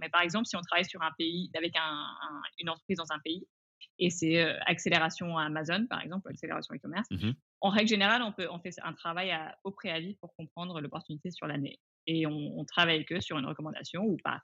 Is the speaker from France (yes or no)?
yes; France; also born or lived in England / Asia / China / Singapore; je suis anglaise, ayant grandi en France, ayant vécu en, en Asie